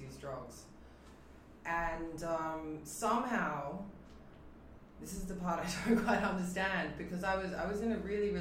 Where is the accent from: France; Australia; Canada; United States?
Australia; moved away; I'm from Australia